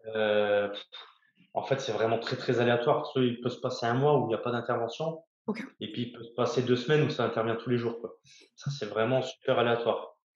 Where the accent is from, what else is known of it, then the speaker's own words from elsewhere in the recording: Lorraine, Grand Est, France; moved away as an adult; also born or lived in Brest; je suis lorrain